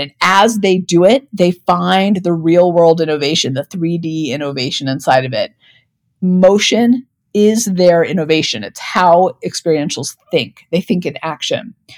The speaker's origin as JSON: {"language": "English", "town": "Denver", "region": "Colorado", "country": "United States", "tie": "born or raised there", "said": "my hometown of Denver, Colorado"}